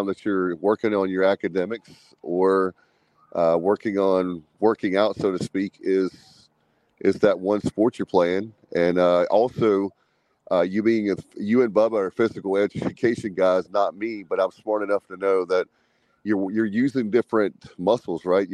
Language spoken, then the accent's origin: English; Williamston, North Carolina, United States; with our hometown, with my hometown, is, with Williamston, is people take our sports very seriously.